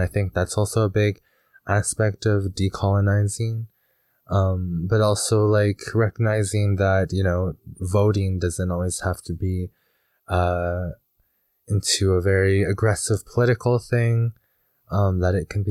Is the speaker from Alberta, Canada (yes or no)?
yes; Alberta, Canada; which describes an enduring running wolf. Mm. And I come from the Bigani First Nation.